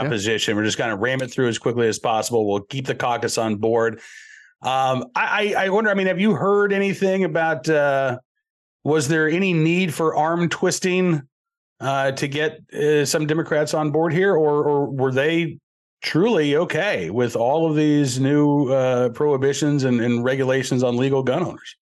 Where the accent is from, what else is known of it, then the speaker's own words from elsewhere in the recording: Massachusetts, United States; moved away; I was born in Massachusetts